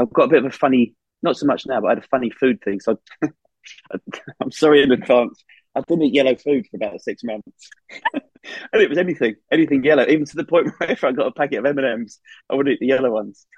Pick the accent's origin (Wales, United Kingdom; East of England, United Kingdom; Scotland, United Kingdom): East of England, United Kingdom; Essex; moved away as an adult; also born or lived in Surrey; now in Northumberland, United Kingdom; I'm from Essex